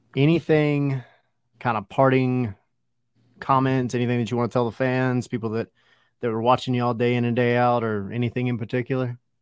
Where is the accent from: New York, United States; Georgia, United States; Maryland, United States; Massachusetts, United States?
Georgia, United States; Lake Oconee; I grew up on Oconee